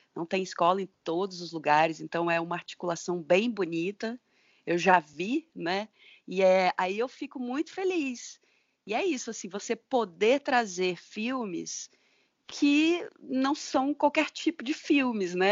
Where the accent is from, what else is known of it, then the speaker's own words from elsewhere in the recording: Rondônia, Brazil; moved away as an adult; also born or lived in Rio Grande do Norte; eu sou de Rondônia, né? Voltei a morar aqui